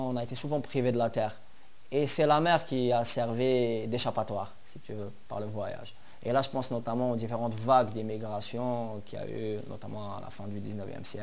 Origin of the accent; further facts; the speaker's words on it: Algiers, Algiers Province, Algeria; moi je suis né à Alger, vers euh, J'habite euh, vers le quartier de Bollorén